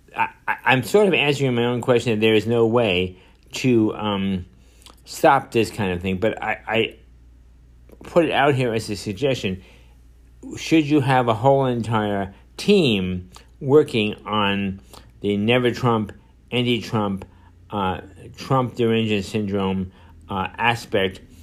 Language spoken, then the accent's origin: English; New York City, New York, United States; I was born and raised in Manhattan